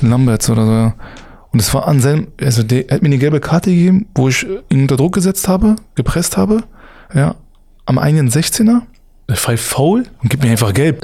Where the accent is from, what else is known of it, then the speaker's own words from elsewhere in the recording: Berlin, Germany; als Berliner